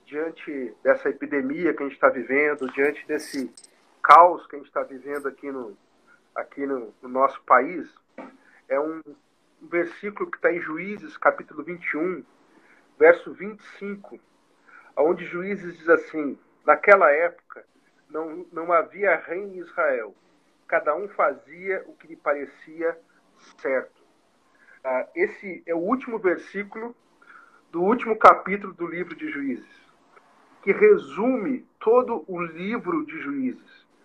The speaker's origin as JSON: {"language": "Portuguese", "town": "Bagé", "region": "Rio Grande do Sul", "country": "Brazil", "tie": "born there", "also_born_or_lived": "Alegrete", "said": "É, por exemplo, Porto Alegre, Bagé, onde eu nasci, é mais de 400 quilômetros. Quase 500 quilômetros."}